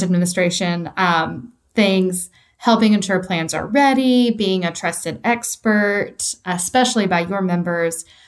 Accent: East Tennessee, United States; I am a true Tennessean. I was born and raised in East Tennessee.

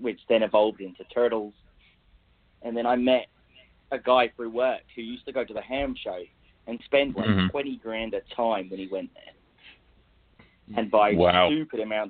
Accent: England, United Kingdom; accent: English; now in United States; I grew up in England, obviously. So I spent a lot of time in London at London Zoo

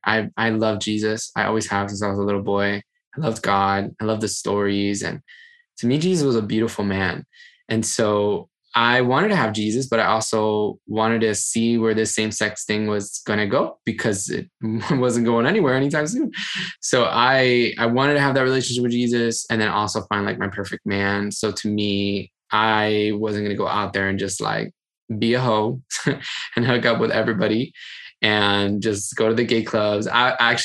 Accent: Miami, Florida, United States; moved away as an adult; also born or lived in Brooklyn; I moved from Miami, left my house when I was 20

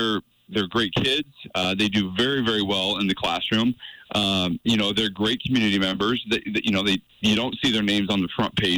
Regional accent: Iowa, United States; moved away as an adult; now in Montana, United States; I grew up in Iowa and came from Iowa

